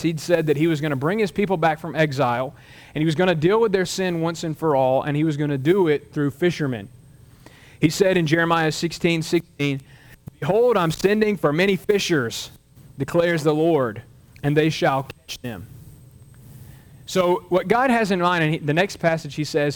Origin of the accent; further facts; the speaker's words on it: Mobile, Alabama, United States; I'm from Mobile, Alabama